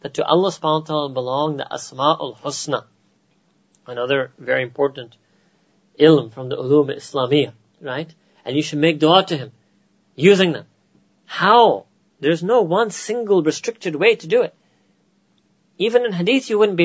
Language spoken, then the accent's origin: English; United States; accent: American; my American accent